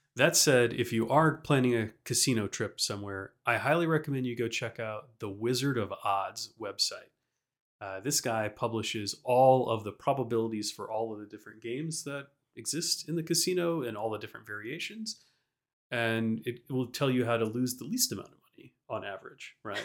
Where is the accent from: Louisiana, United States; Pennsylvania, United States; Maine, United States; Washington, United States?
Louisiana, United States; Baton Rouge; So, Frankie and I, we grew up in Louisiana. We lived in Baton Rouge